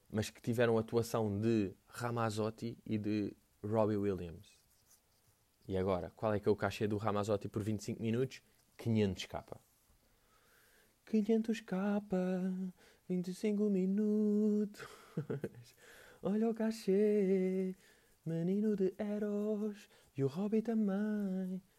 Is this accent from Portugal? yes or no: yes; Portugal; Um, tipo, eu vim de Portugal para ver isso aí.